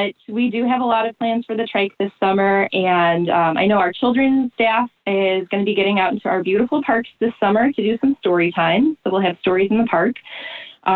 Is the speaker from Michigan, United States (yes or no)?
no; Evergreen Park, Illinois, United States; I grew up in Evergreen, and I did spend time at the Evergreen Park Public Library